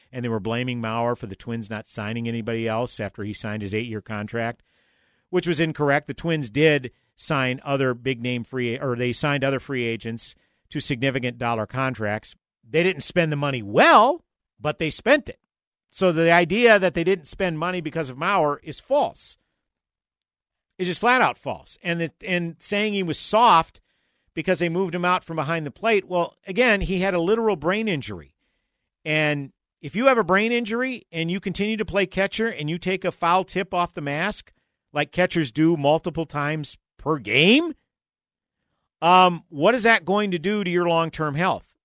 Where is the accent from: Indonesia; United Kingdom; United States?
United States; St. Paul, Minnesota; moved away as an adult; someone who was born and raised in St. Paul and lived there the first 28 years of my life